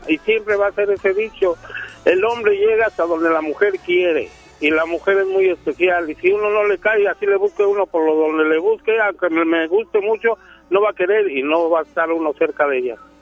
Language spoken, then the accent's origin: Spanish; Mexico City, Mexico; moved away as an adult; also born or lived in Sinaloa / Tijuana / Cuernavaca / Zacatecas; now in Apodaca, Mexico; Yo soy chilango, pero ya tengo siete años aquí